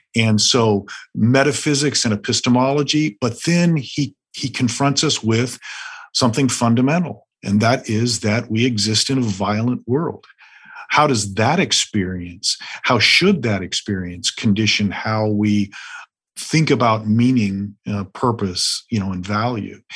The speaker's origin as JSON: {"language": "English", "region": "the American West", "country": "United States", "said": "I'm from the West"}